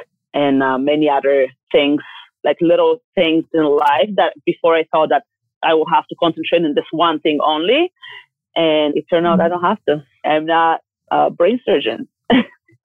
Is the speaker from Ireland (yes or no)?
no; Bulgaria; I'm from Bulgaria, and it's a small country in the Mediterranean